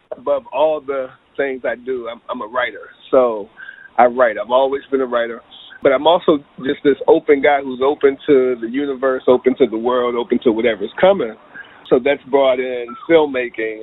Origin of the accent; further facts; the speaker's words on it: Charlottesville, Virginia, United States; moved away; also born or lived in Los Angeles; my hometown was Charlottesville, Virginia, uh, smack dab in the middle of Virginia